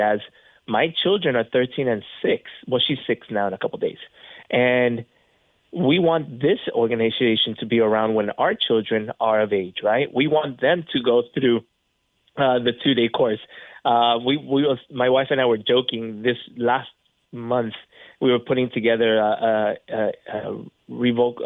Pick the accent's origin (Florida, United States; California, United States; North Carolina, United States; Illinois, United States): Florida, United States; being from Florida